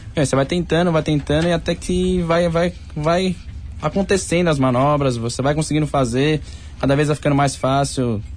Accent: Santo André, São Paulo, Brazil; Eu nasci em Santo André mesmo.

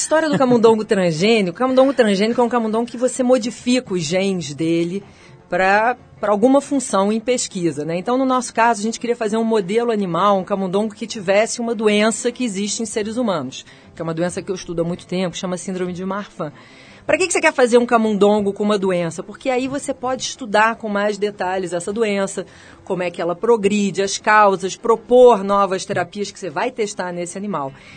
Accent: Rio de Janeiro, Brazil; moved away as an adult; also born or lived in United States; now in São Paulo, Brazil; Eu sou carioca e vim para São Paulo por causa da FAPESP

